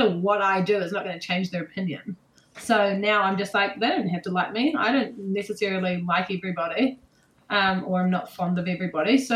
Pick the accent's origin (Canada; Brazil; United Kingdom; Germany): United Kingdom; England; Okay, I'm England. I'm from England.